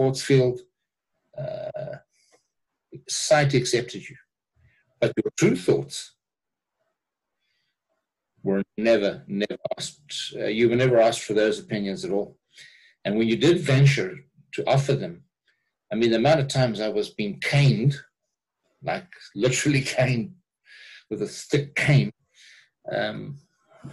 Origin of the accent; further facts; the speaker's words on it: South Africa; when I grew up in South Africa